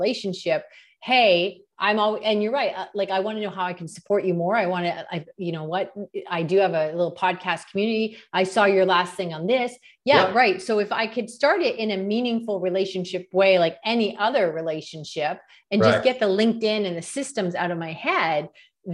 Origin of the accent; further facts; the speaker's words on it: Canada; As a Canadian